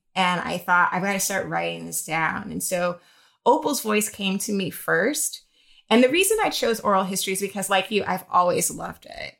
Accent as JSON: {"language": "English", "town": "Jacksonville", "region": "Florida", "country": "United States", "moved": "yes", "lives_now": "New York, United States", "said": "I'm originally from Jacksonville, Florida"}